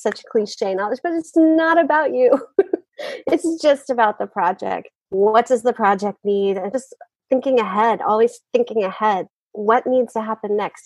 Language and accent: English; West Virginia, United States; My hometown newspaper in West Virginia